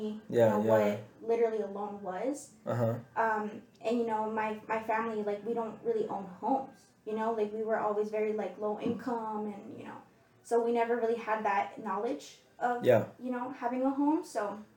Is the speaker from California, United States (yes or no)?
yes; Chula Vista, California, United States; I grew up in Chula Vista